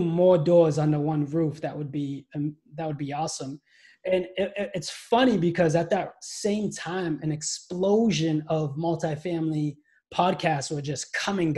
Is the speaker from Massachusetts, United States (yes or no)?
yes; Brockton, Massachusetts, United States; I was born and raised here